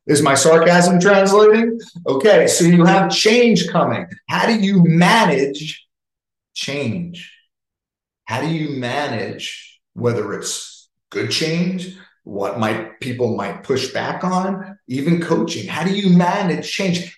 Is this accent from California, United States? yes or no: no; New York, United States; I'm from New York. I talk fast